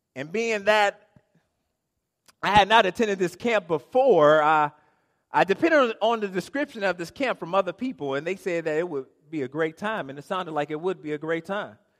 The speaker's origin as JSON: {"language": "English", "town": "Inkster", "region": "Michigan", "country": "United States", "said": "I am from Inkster."}